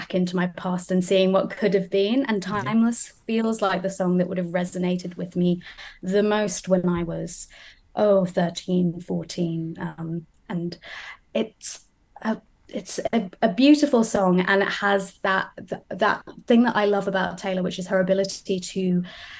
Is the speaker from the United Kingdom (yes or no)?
yes; Wolverhampton, West Midlands, United Kingdom; also born or lived in United States; I was raised largely in Wolverhampton